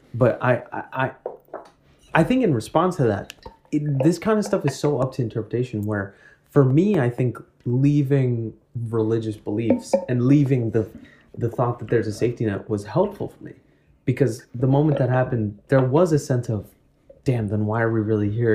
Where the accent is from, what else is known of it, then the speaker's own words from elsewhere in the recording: New York City, New York, United States; growing up in Woodside.